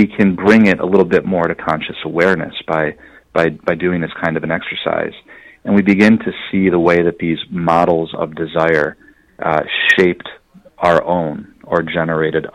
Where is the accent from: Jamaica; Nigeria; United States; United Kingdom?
United States; west side of Michigan; I grew up in Michigan. I grew up on the west side of the state